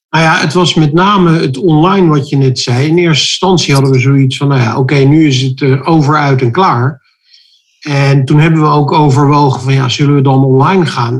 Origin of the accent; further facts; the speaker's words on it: Rotterdam, South Holland, Netherlands; We komen zelf uit Rotterdam